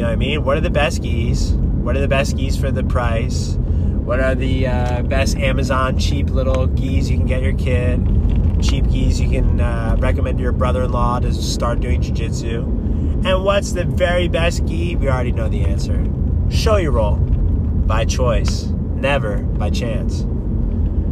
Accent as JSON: {"language": "English", "region": "New Jersey", "country": "United States", "tie": "born or raised there", "moved": "yes", "lives_now": "California, United States", "said": "growing up in New Jersey, moving out to California"}